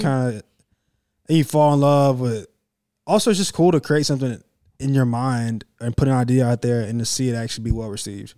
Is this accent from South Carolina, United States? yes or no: yes; Clemson, South Carolina, United States; I grew up right there in Clemson